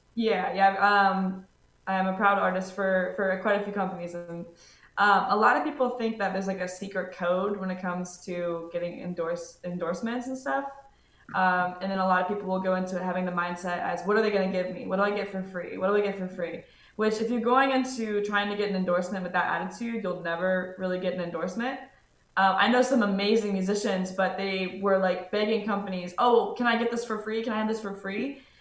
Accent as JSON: {"language": "English", "town": "Cincinnati", "region": "Ohio", "country": "United States", "moved": "as an adult", "lives_now": "Middletown, United States", "said": "I'm originally from Cincinnati, Ohio, uh, but just moved to Middletown, Ohio, so it's like an hour north of Cincy."}